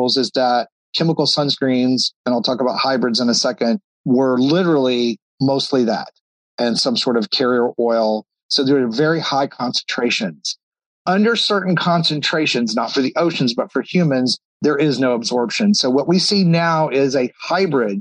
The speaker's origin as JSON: {"language": "English", "region": "Texas", "country": "United States", "tie": "born or raised there", "moved": "yes", "said": "I grew up in Texas."}